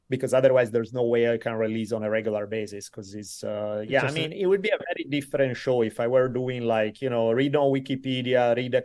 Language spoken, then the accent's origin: English; Italy; moved away as an adult; now in California, United States; So I moved from Italy when I was 18, started studying for university. I lived here ever since in California